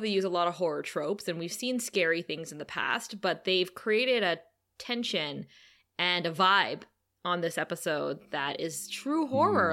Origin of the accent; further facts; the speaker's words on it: Thunder Bay, Ontario, Canada; Kara and I hail from Thunder Bay, Ontario, Canada, which is the amethyst mining capital of the world